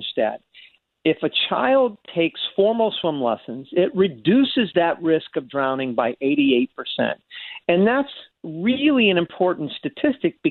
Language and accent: English; Florida, United States; I was born and raised in Florida. I'm a third generation Floridian